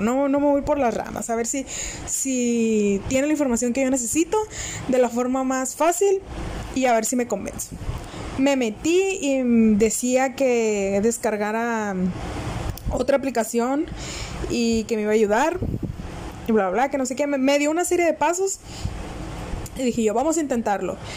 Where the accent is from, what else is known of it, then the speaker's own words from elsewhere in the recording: northern Mexico, Mexico; soy del norte de México